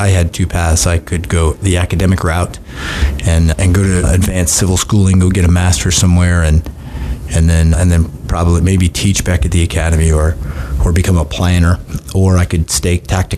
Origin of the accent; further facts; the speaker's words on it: Southern California, United States; I grew up in Southern California